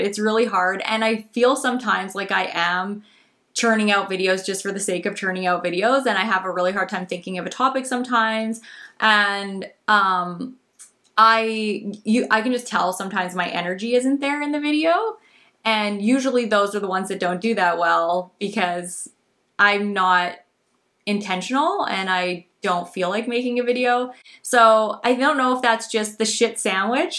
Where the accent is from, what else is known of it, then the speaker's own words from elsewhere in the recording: Canada; as a Canadian, um, YouTuber